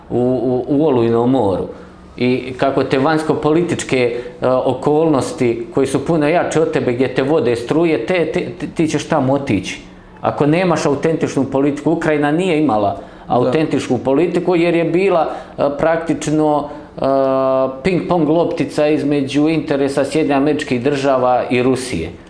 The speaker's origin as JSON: {"language": "Croatian", "country": "Croatia", "said": "Mi smatramo da će nas Zapad uvjetno rečeno podržati za, samo zato što mi kao Hrvati, odnosno Republika Hrvatska, e, pada pod tu zapadnu civilizaciju"}